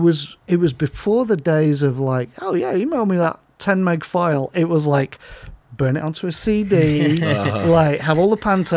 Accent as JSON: {"language": "English", "region": "Northern England", "country": "United Kingdom", "tie": "born or raised there", "said": "I grew up working class in Northern England"}